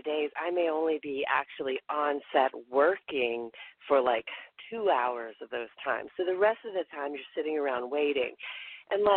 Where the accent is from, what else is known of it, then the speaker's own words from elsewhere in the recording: the South, United States; moved away; also born or lived in New York City; because I'm from the South